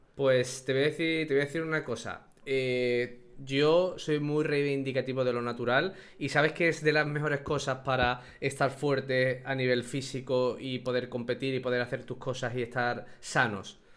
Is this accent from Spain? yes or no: yes; Andalusia, Spain; como andaluz me estoy sintiendo insultado